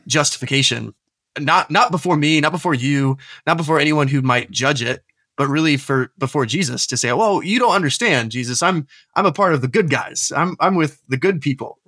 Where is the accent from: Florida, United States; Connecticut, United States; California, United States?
Florida, United States; Tampa; moved away as an adult; also born or lived in New Orleans / Washington, D.C. area; now in Aberdeen, United Kingdom; I was raised in Tampa Bay, Florida